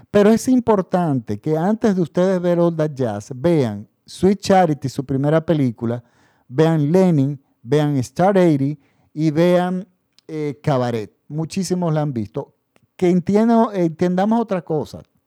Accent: Dominican Republic; mi país. La República Dominicana

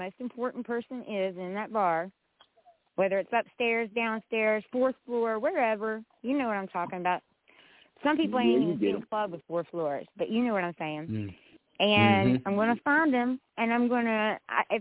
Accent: West Virginia, United States; I'm a little country girl. I'm white as hell, and I'm from West Virginia

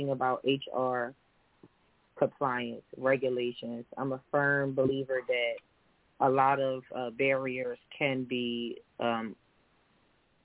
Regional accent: Philadelphia, Pennsylvania, United States; also born or lived in Denmark, South Carolina; I live in West Philly. I'm from Uptown.

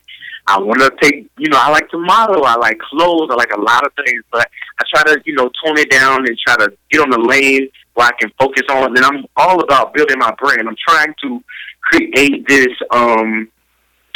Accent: Tallahassee, Florida, United States; I'm from Tallahassee, Florida

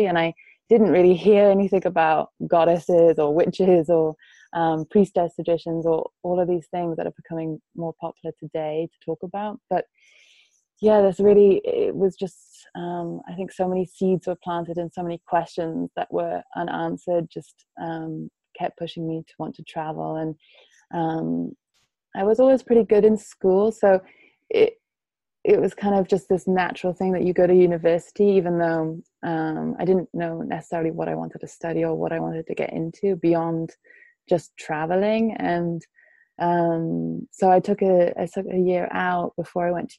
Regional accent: Wales, United Kingdom; also born or lived in Germany / Paris, France; I spent most of my life growing up in Wales, which is a Celtic country.

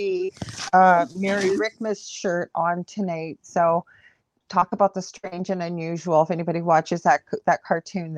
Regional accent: Canada; I'm a Canadian clairvoyant medium

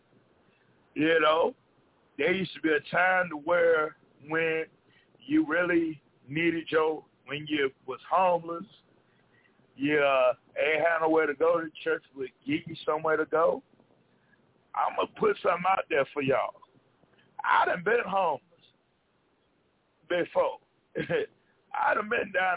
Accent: the South, United States; I come from the South.

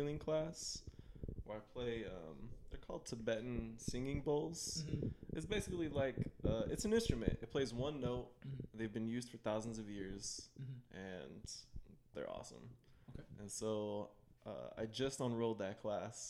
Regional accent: Chicago, Illinois, United States; I grew up in Chicago

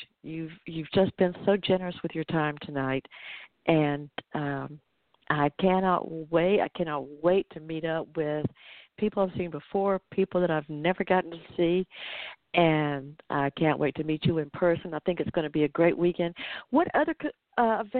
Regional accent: Atlanta, Georgia, United States; that's in my hometown

